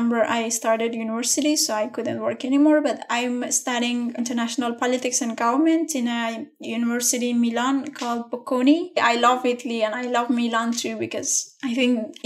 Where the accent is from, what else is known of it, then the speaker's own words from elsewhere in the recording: Afghanistan; from Afghanistan